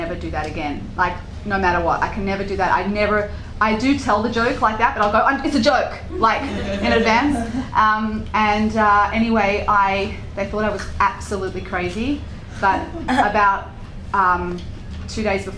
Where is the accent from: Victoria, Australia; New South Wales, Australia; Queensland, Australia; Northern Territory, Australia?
New South Wales, Australia; Sydney; moved away; I grew up in Sydney, Australia with the kangaroos